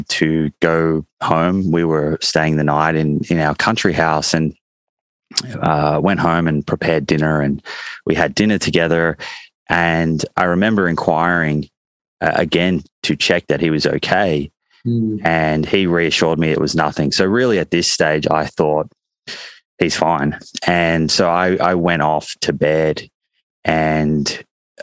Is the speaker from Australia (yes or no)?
yes; Melbourne, Victoria, Australia; I grew up in Melbourne